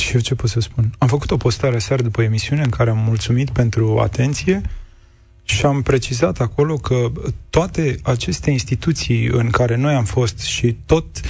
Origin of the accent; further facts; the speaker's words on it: Buzău, Buzău County, Romania; la Buzău, acolo unde, de unde vin eu